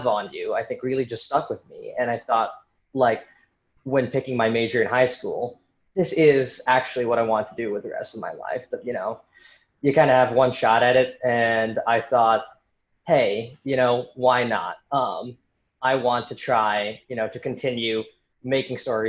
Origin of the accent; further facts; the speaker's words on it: San Francisco, California, United States; moved away as an adult; also born or lived in New York City; I'm from San Francisco originally